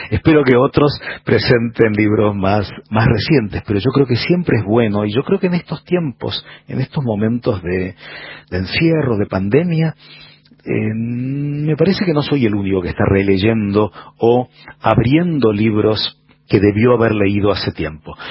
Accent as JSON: {"language": "Spanish", "country": "Argentina", "moved": "yes", "lives_now": "Santiago, Chile", "said": "soy periodista, escritor argentino, vivo en Santiago de Chile"}